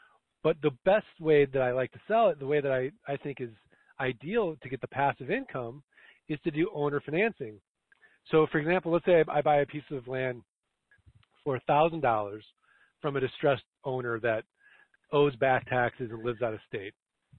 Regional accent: Missouri, United States; Well, Jim, I'm from Missouri, the show me state.

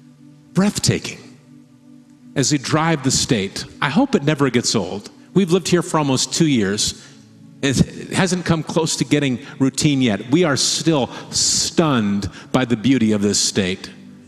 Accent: Midwest, United States; and as a Midwesterner, there's been times that I have called something a mountain.

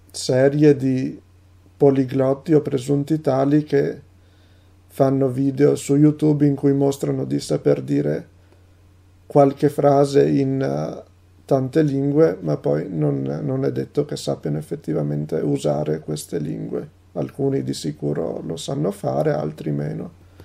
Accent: Italy; first language Italian; also born or lived in Rovigo, Veneto; sono un traduttore e un poliglotta italiano

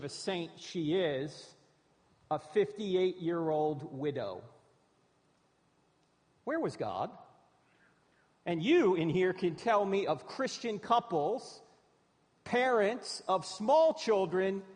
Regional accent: New Jersey, United States; moved away; I'm originally from New Jersey

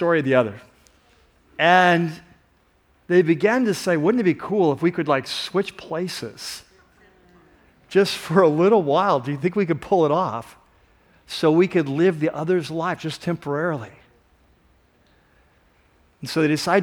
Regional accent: San Diego, California, United States; I grew up in San Diego

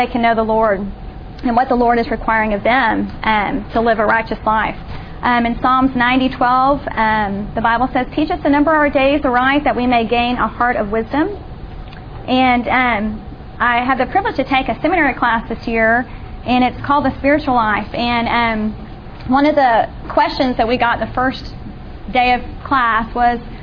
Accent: Austin, Texas, United States; I grew up in the Austin area

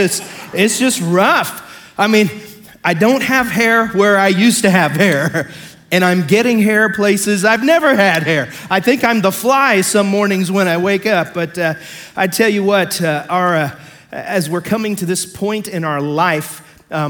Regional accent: Pike County, Illinois, United States; I come from Pike County, Illinois

